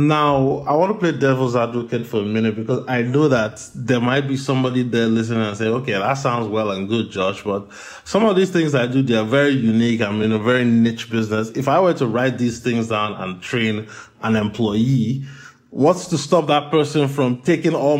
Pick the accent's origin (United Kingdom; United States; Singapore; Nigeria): Nigeria; moved away; I have an international background. I was born and raised in Nigeria.